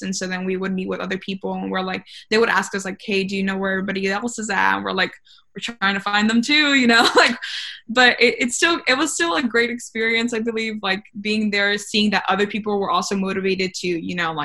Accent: Rio Grande Valley, Texas, United States; I'm from the Valley

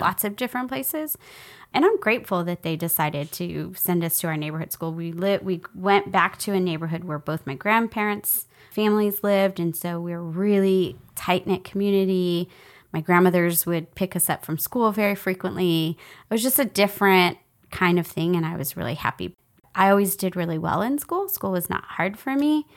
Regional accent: San Antonio, Texas, United States; I grew up in San Antonio

